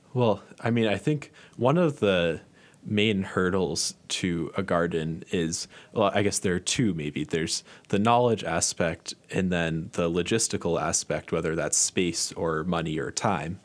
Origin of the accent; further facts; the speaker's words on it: Massachusetts, United States; moved away; I'm from Massachusetts, and there's even one right near where I grew up